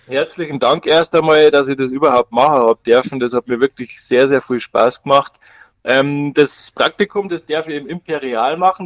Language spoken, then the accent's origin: German; Bavaria, Germany; Ich als Bayer